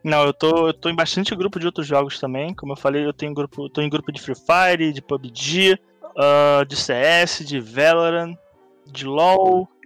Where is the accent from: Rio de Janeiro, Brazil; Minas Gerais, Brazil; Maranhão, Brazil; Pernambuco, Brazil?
Rio de Janeiro, Brazil; eu sou do Rio